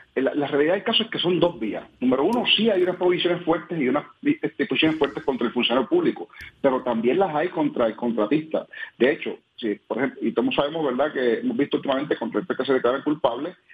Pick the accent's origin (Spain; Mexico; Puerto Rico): Puerto Rico; como puertorriqueños